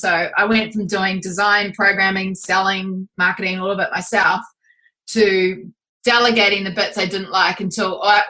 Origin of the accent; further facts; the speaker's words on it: Auckland, New Zealand; But we're from Auckland, New Zealand.